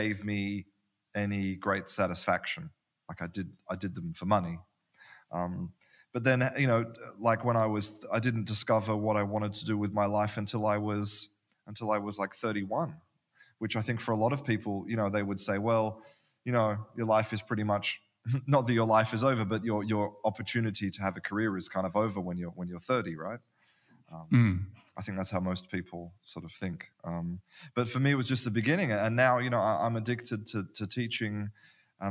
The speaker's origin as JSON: {"language": "English", "town": "Perth", "region": "Western Australia", "country": "Australia", "also_born_or_lived": "London, United Kingdom", "moved": "as an adult", "lives_now": "Spain", "said": "I'm from Perth in Australia, which is a small town"}